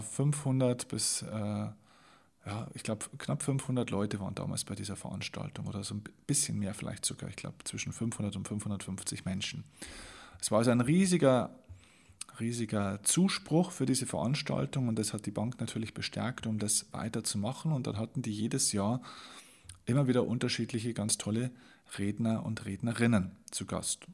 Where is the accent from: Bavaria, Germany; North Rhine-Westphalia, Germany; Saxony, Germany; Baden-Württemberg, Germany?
Bavaria, Germany; Vilsbiburg; in meine Heimatstadt, das ist die Stadt Vilsbiburg